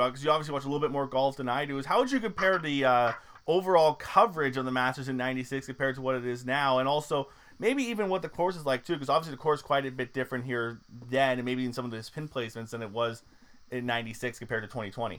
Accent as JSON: {"language": "English", "country": "Canada", "said": "I'm Canadian"}